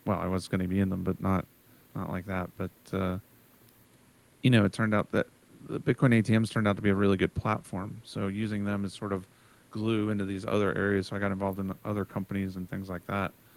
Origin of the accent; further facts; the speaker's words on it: United States; as an American